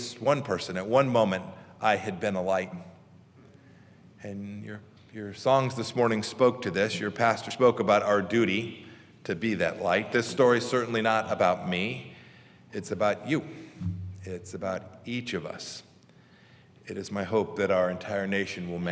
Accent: Santa Ana, California, United States; moved away; I grew up in Santa Ana, California, so here in this state, it's changed a lot since I was here

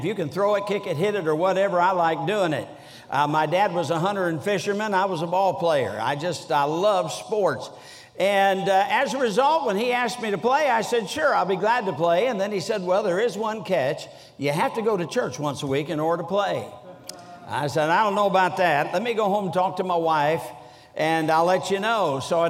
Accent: Sturgis, Michigan, United States; But I was brought up in Sturgis, Michigan, so although I don't sound like a Yankee, I was a Yankee. I've been in the South for a long time now, and I still don't eat grits.

